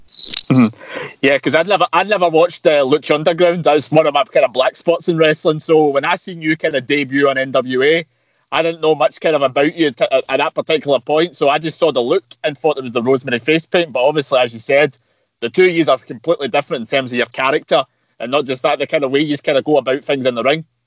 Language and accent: English; Glasgow, Scotland, United Kingdom; I'm from Glasgow myself